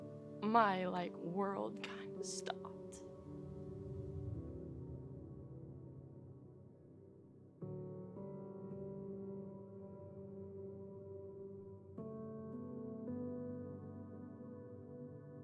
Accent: Kansas, United States; moved away as an adult; also born or lived in Auburn, Alabama; now in Pensacola, United States; I am originally from Kansas

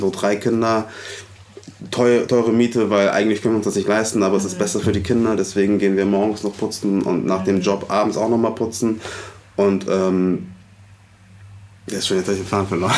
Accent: Hamburg, Germany; ich bin in Hamburg-Alsterdorf aufgewachsen.

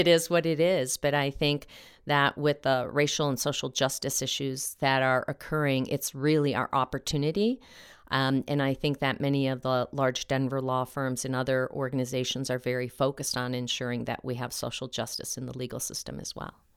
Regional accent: Mexico; now in Colorado, United States; my little town in Mexico

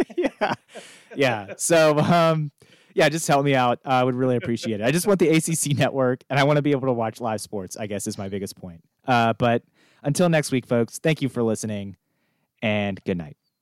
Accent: United States; moved away; my home zip code where I grew up in Steven City

